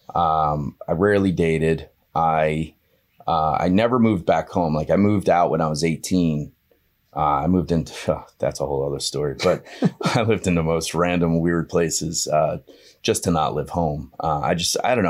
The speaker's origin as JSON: {"language": "English", "town": "Hazlet", "region": "New Jersey", "country": "United States", "tie": "born or raised there", "said": "I grew up in a little town called Hazlitt, New Jersey."}